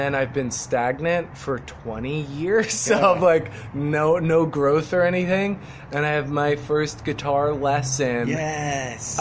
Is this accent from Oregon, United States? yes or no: no; New Jersey, United States; moved away as an adult; also born or lived in Philadelphia / New York; I'm from New Jersey, so I've been to New York my whole life, basically. Grew up in Jersey